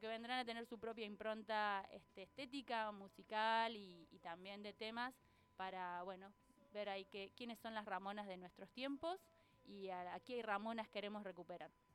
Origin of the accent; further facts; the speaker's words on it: Córdoba, Argentina; moved away as an adult; now in Tandil, Argentina; no soy de por estos pagos, nací en Córdoba. Este, en Córdoba Capital